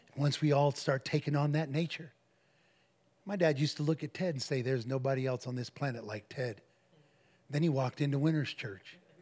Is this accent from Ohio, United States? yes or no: yes; Defiance, Ohio, United States; That was our address, six seventeen and a half Martin Street in Defiance, Ohio